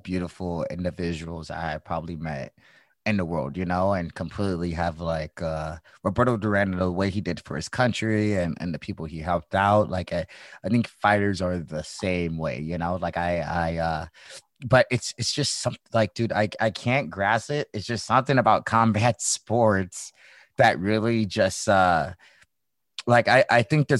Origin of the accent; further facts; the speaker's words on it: St. Louis, Missouri, United States; now in California, United States; I'm from the Midwest. I'm from St. Louis